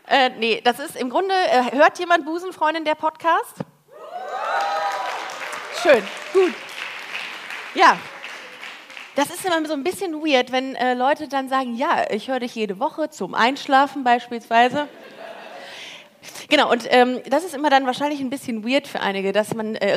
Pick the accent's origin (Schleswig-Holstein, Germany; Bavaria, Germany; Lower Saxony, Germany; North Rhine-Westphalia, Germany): Bavaria, Germany; Regensburg; wo kommst du her? Äh, aus Regensburg.